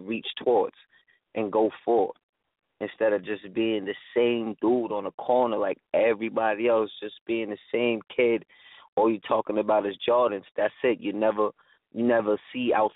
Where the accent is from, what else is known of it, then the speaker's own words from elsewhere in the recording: Yonkers, New York, United States; also born or lived in California; I was born in California. I moved to Yonkers when I was 3